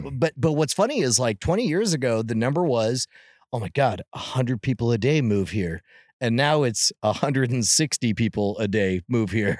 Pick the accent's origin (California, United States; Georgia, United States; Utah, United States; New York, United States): California, United States; I was born in California